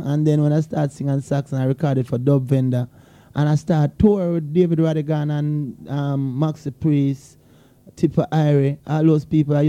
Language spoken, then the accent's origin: English; Jamaica; also born or lived in England; I was born in England still, you know, but I grew up in Jamaica